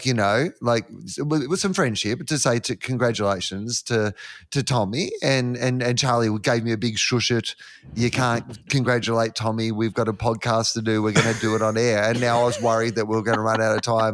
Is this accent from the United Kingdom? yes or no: no; Australia; we're Australian men.